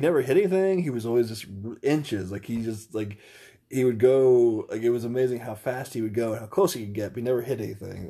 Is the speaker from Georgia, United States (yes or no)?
no; Indiana, United States; I'm from Indiana.